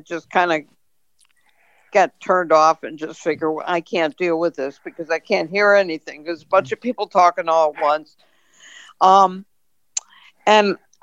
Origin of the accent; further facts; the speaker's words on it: Hartford, Connecticut, United States; I'm from Hartford originally, you know, so I grew up in Hartford